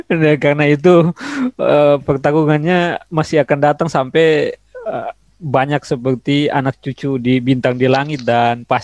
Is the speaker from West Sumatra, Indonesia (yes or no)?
no; Kupang, East Nusa Tenggara, Indonesia; Kebetulan saya orang Kupang